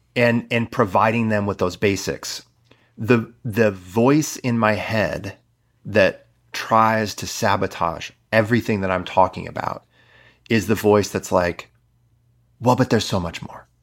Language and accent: English; Midwest, United States; I'm from the Midwest